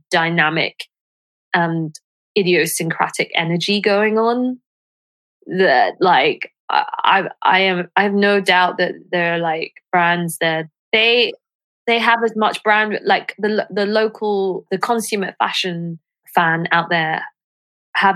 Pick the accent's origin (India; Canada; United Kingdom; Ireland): United Kingdom; London; when I was growing up in London